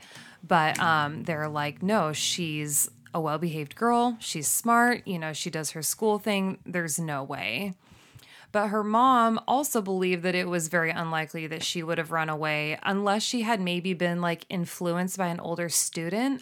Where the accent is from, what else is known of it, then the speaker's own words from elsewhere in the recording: Longview, Washington, United States; my hometown of Longview, Washington